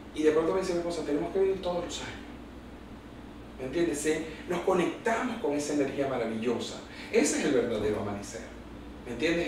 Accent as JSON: {"language": "Spanish", "town": "Maracaibo", "region": "Zulia", "country": "Venezuela", "tie": "born or raised there", "said": "qué orgullo ser hijo de esta tierra, ser hijo de esta cultura, y qué orgullo me da sentirme maravino y zuliano"}